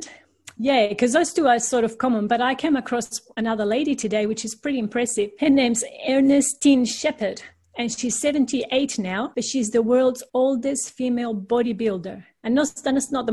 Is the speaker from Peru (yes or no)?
yes; Peru; now in Australia; I'm actually originally from Peru in South America, and all my family is still there